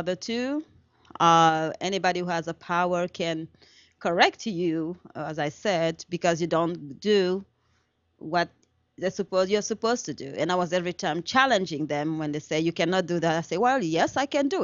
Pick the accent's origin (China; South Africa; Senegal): Senegal; English is a second language; moved away; I am from Senegal, West Africa, and I was born and raised in Senegal